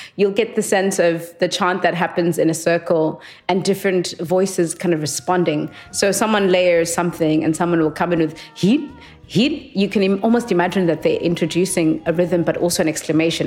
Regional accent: Transkei, Eastern Cape, South Africa; I grew up in uh, homeland in apartheid called the Transkei

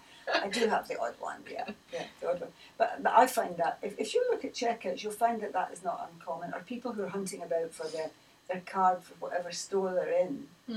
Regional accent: Scotland, United Kingdom; Well, you mean one rather than we, because being Scottish

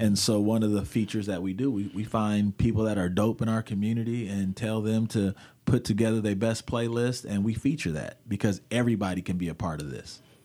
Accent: Portland, Oregon, United States; I grew up in Portland when we had K B M S.

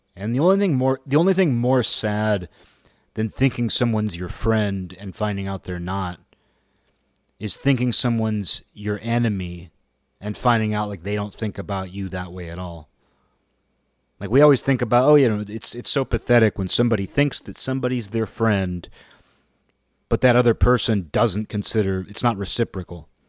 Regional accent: United States; being an American

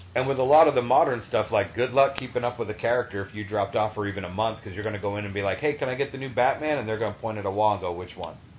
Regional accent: Taunton, Massachusetts, United States; moved away; I grew up in um in Taunton.

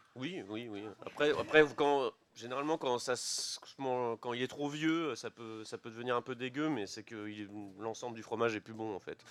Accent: Coulommiers, Île-de-France, France; Je suis avant tout un simple briard. Euh, donc, je suis né à Coulommiers. je suis issu d'une famille de briards

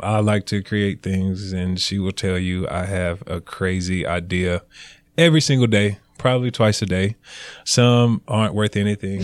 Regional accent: Greensboro, North Carolina, United States; moved away as an adult; also born or lived in New Orleans, Louisiana; now in Forsyth County, Georgia, United States; I was born and raised in Greensboro, North Carolina

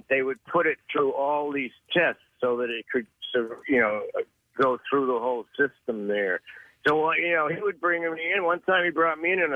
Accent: Cambridge, Massachusetts, United States; now in Carlisle, United States; I was born in Burlington, Cambridge, Massachusetts.

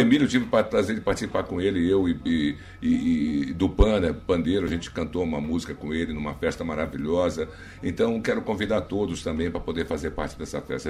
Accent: Rio de Janeiro, Brazil; moved away as an adult; also born or lived in São Paulo; now in Maranhão, Brazil; no Rio de Janeiro que é minha terra

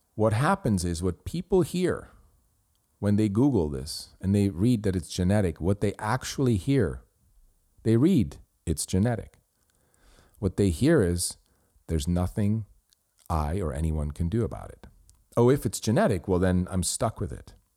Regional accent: Switzerland; first language Swiss German; English is a second language; moved away as an adult; now in United States; I grew up in Switzerland and I did my schooling. I went to college there, did business school, and then I came to the United States

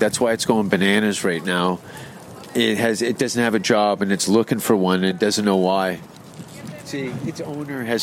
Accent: Canada; I'm from Canada

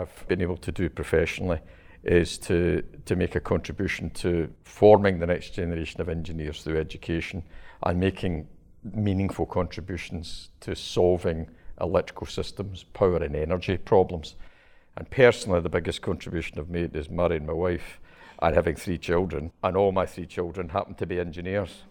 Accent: Glasgow, Scotland, United Kingdom; I was brought up in Govan, which is the shipbuilding area of Glasgow

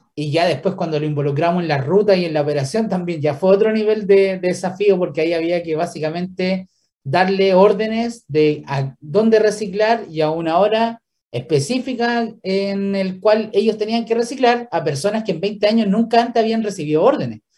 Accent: Villarrica, Araucanía, Chile; moved away; yo soy de Villarrica

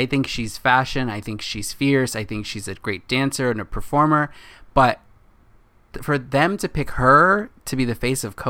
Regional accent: California, United States; We're from California. We're from the west coast of the state.

